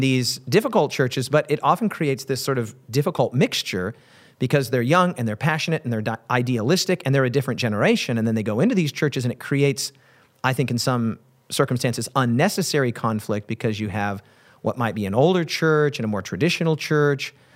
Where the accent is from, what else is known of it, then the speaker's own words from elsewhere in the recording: Wyoming, United States; my home state of Wyoming